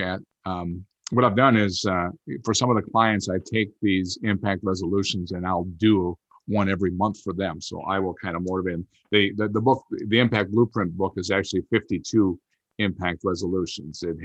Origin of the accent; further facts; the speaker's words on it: outside Green Bay, Wisconsin, United States; I grew up outside Green Bay, Wisconsin.